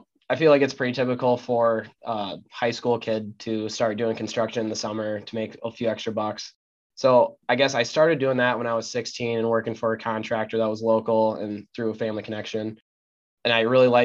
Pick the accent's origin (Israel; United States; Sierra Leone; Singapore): United States; Cascade, Iowa; the small town aspect of the town we grew up in Cascade